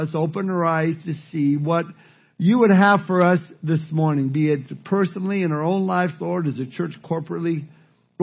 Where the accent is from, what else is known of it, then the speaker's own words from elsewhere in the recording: Southern California, United States; Growing up in Southern California and spending my summers at the beach